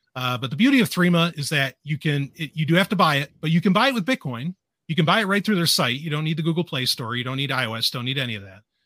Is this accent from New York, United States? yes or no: yes; New York City, New York, United States; moved away; also born or lived in New Hampshire; I grew up in Queens